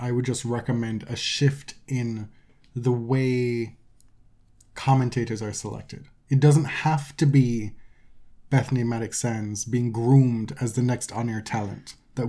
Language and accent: English; Jamaica; And I'm the Jamaican here.